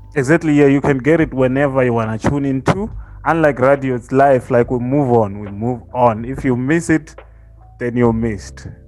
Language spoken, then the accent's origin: English; Limpopo, South Africa; I'm from Limpopo